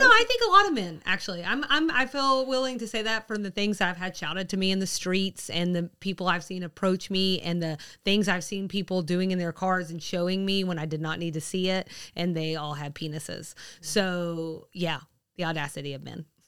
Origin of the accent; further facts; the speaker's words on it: the South, United States; we're from the South.